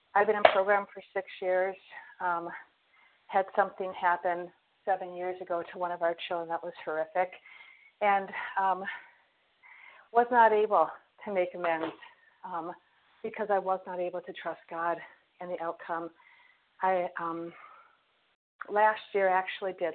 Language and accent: English; Minnesota, United States; also born or lived in Fort Myers, Florida; we are from Minnesota